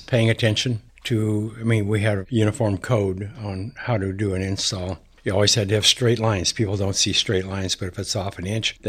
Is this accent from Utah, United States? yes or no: no; Montana, United States; when I was young, I grew up in Montana.